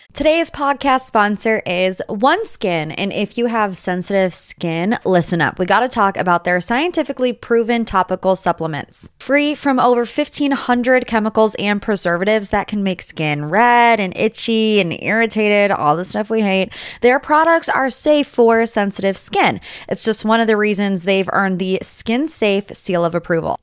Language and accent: English; Ohio, United States; I'm like from Ohio